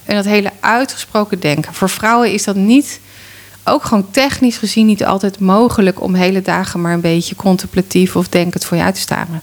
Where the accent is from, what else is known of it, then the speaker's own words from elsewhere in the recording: Rotterdam, South Holland, Netherlands; als Rotterdammer